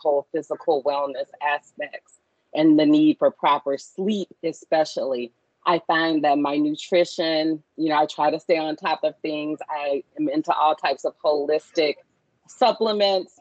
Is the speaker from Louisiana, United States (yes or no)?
yes; Baton Rouge, Louisiana, United States; I am a Louisiana native born and raised in Baton Rouge.